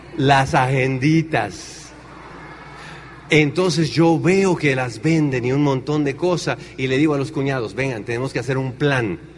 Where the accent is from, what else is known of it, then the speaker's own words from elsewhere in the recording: Tenancingo, Mexico; moved away as an adult; also born or lived in Chicago, United States; en mi pueblo no hay agua.